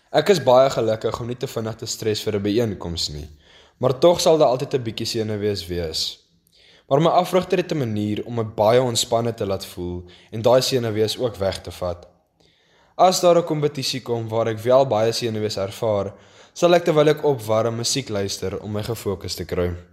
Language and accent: Afrikaans; Ceres, Western Cape, South Africa; ek kom van Ceres af.